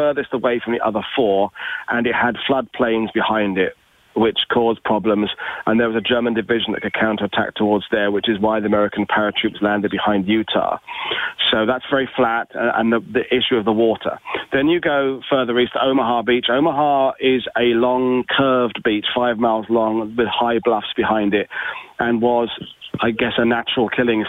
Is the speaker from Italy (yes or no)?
no; United Kingdom; as a Brit